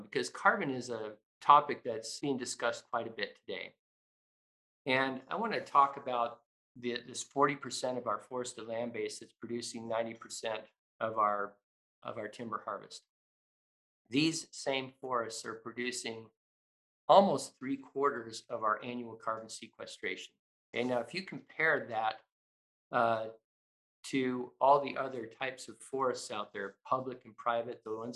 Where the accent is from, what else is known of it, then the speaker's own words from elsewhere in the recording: Idaho, United States; I can't remember a time growing up in Idaho when I didn't look out the window and see forests.